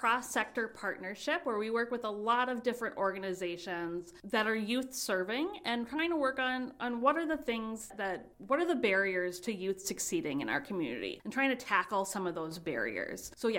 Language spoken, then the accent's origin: English; St. Cloud, Minnesota, United States; now in Red Wing, United States; I'm originally from St. Cloud.